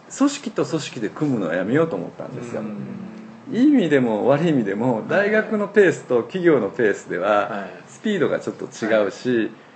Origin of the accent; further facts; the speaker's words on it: Osaka, Japan; moved away as an adult; also born or lived in Tokyo; 実は私ここに生まれたんですよ昭和33年にえー、でつまりここで生まれて私はこの天満橋今ここ谷町4丁目の間ぐらいなんですけども、はい、ここでずっと育ったんですね